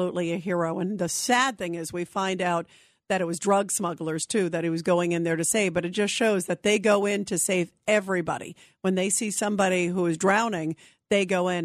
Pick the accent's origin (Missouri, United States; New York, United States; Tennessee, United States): New York, United States; New York City; I was born in Brooklyn